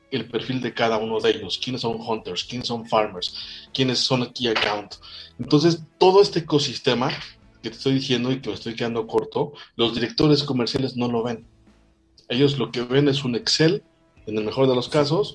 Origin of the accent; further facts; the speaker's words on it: Mexico; Soy mexicano